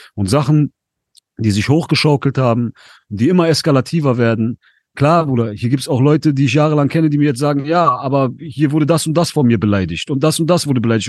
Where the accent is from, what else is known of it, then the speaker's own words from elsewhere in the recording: Essen, North Rhine-Westphalia, Germany; Ich komme aus NRW, ich bin in Essen aufgewachsen